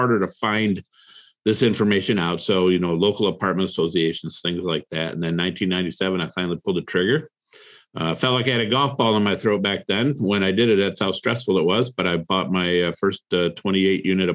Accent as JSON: {"language": "English", "town": "Toledo", "region": "Ohio", "country": "United States", "tie": "born or raised there", "also_born_or_lived": "Cleveland, Ohio", "said": "I grew up in Toledo, Ohio. Moved to Cleveland"}